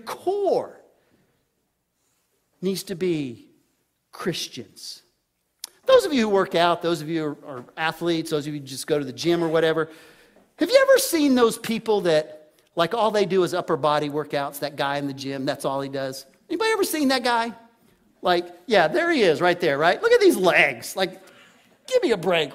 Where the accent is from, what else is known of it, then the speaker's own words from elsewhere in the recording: Texas, United States; I grew up in Texas